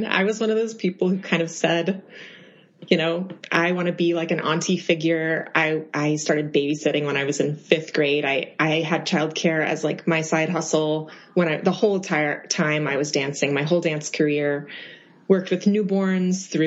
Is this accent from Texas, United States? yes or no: yes; Austin, Texas, United States; moved away as an adult; now in New York, United States; I am originally from Austin, Texas, and have lived in New York for about 4.5 years